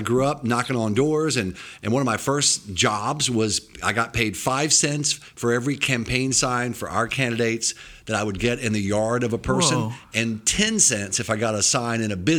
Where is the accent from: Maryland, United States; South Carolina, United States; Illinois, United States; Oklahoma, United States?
South Carolina, United States; Lyman; I grew up in a little town called Lyman, South Carolina, about 1,200 people.